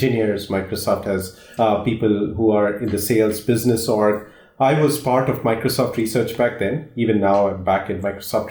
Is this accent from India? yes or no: yes; India; moved away; I grew up in India